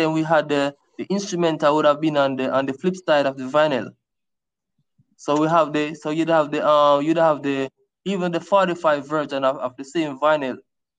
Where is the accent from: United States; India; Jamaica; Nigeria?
Jamaica; from growing up in Jamaica, I was more exposed to dancehall and reggae music, the likes